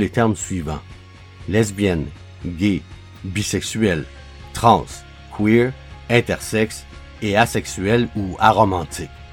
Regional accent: Quebec, Canada; ici, chez nous, au Québec

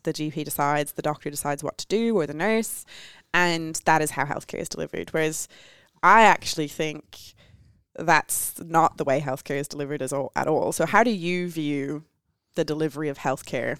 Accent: Ireland; I'm Irish

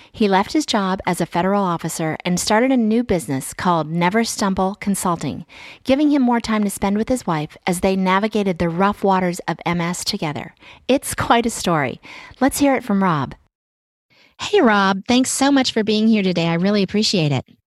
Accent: Virginia, United States; Richmond, Virginia. That's this is my home state

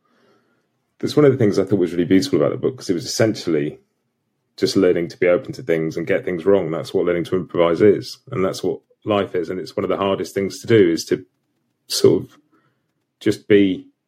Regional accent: United Kingdom; I'm British as well

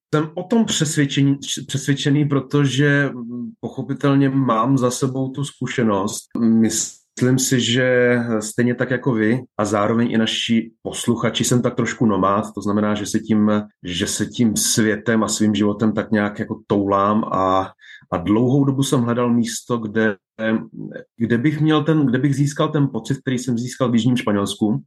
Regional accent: Czechia; moved away as an adult; also born or lived in Nigeria / Spain; ta česká kultura uh, mě oklopovala drtivou většinu mého života. Vyrostl jsem v ní, dozrál jsem v ní

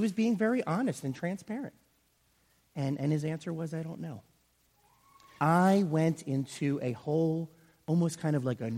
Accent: Yardley, Pennsylvania, United States; I grew up here in the area. I grew up in Yardley.

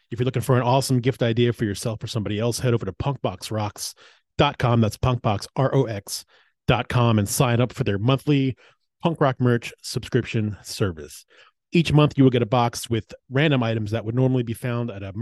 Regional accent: Maryland, United States; Maryland, my home state

